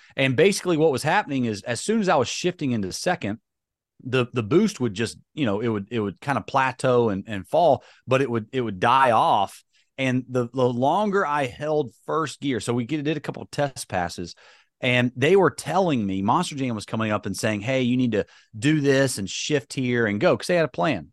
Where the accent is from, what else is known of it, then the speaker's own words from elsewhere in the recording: High Point, North Carolina, United States; because I've grown up in North Carolina